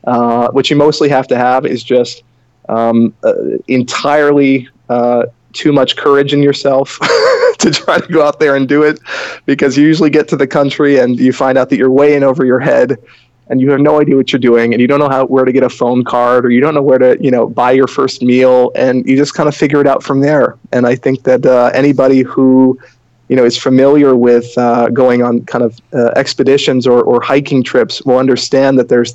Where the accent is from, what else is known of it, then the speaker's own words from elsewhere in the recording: Boston, Massachusetts, United States; moved away as an adult; now in Riga, Latvia; So that's how I ended up there. I'm originally from Boston. So there's no accent there, hopefully.